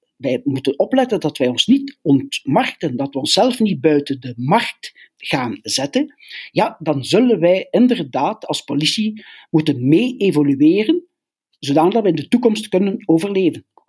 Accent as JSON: {"language": "Dutch", "country": "Belgium", "said": "we zijn Belgen"}